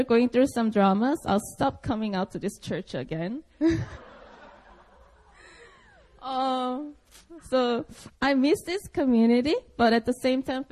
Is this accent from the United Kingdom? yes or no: no; Seoul, South Korea; English is a second language; I was born and raised in Seoul, Korea